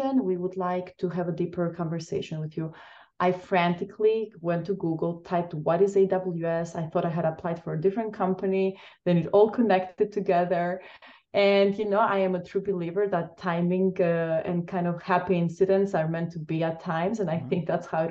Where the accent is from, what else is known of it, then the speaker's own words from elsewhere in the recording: Crete, Greece; moved away as an adult; also born or lived in Albania / Chicago, United States; now in Seattle, United States; So originally, I am from Albania, Eastern Europe. I was born there and I was raised in the beautiful island of Crete, Greece.